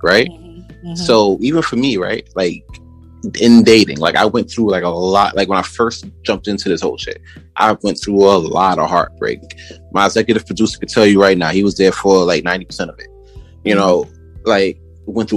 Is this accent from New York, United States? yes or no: yes; New York City, New York, United States; originally I'm from Brooklyn, born and raised.